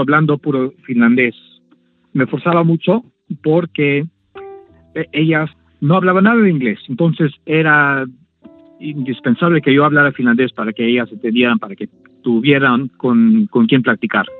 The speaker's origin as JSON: {"language": "Spanish", "country": "Mexico", "also_born_or_lived": "Orizaba, Veracruz", "moved": "yes", "lives_now": "Washington DC, United States", "said": "yo no crecí con ese idioma en México"}